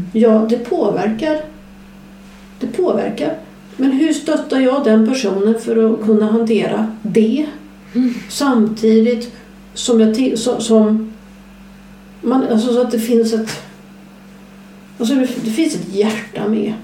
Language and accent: Swedish; southern Skåne, Sweden; jag kommer från södra Skåne